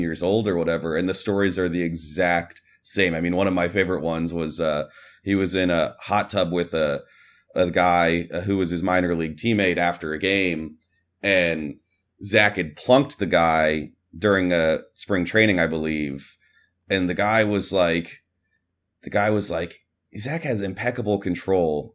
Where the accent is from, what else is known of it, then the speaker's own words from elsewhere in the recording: Kansas City, Missouri, United States; I grew up in Kansas City